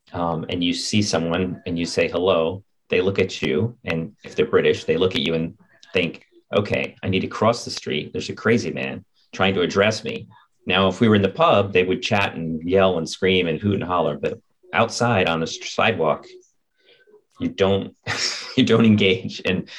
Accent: northern New Jersey, United States; moved away as an adult; also born or lived in Long Island / Dallas, Texas / Seattle, Washington / Midwest; now in London, United Kingdom; I grew up in northern New Jersey in a very rural area. Then I moved slowly around the country, spending some time on Long Island for university, going to Dallas, Texas for graduate school

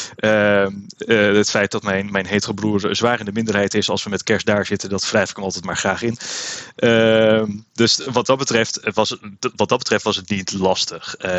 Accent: Woudenberg, Utrecht, Netherlands; also born or lived in Amersfoort; ik kom zelf uit Woudenberg, eh, ben opgegroeid in de toenmalige Nederlands hervormde kerk toen nog.

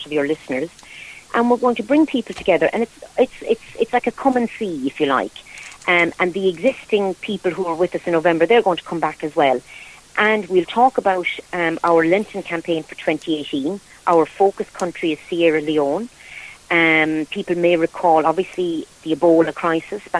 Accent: Croom, Munster, Ireland; I'm originally from Croom in County Limerick.

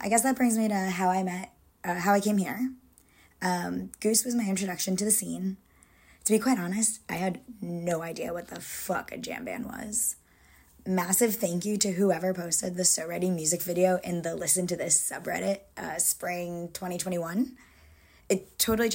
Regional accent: Connecticut, United States; now in Brooklyn, United States; I live in Brooklyn, but I'm originally from Connecticut

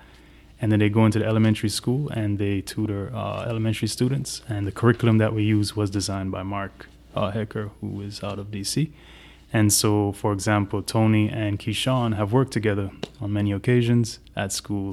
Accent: Kingston, Jamaica; also born or lived in Miami; now in Asheville, United States; I'm originally from Kingston, Jamaica

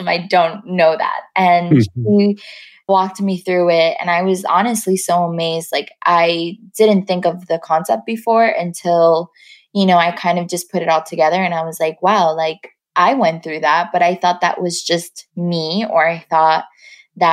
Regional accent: New York City, New York, United States; moved away as an adult; now in Los Angeles, United States; growing up in Queens, I grew up mostly closer to the airport

